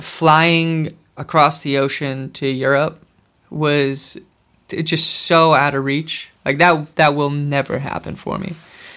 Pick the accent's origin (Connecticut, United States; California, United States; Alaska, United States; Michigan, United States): Alaska, United States; Willow; I guess it's not hard to describe the way we grew up, but it is very different, even for Alaskans.